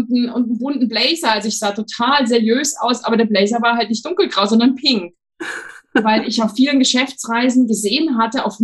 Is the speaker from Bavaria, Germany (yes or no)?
no; Thuringia, Germany; Ich bin in einem ganz kleinen Dorf im Thüringer Wald aufgewachsen, was aber schon, indem ich es ausspreche, gar nicht stimmt, weil ich bin in vielen Orten aufgewachsen.